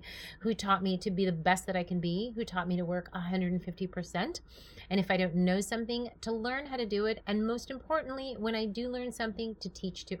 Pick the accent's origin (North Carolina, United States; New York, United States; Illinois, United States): New York, United States; moved away as an adult; also born or lived in California; now in Tustin, United States; I was born and raised in New York